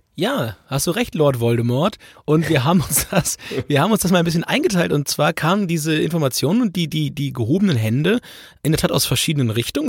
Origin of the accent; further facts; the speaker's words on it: Bevern, Lower Saxony, Germany; also born or lived in Holzminden; ich komme aus Befern